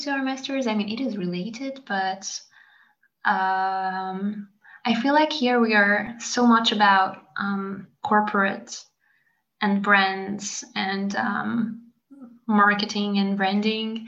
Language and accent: English; Hungary; now in France; abroad is also where my home country is from the French point of view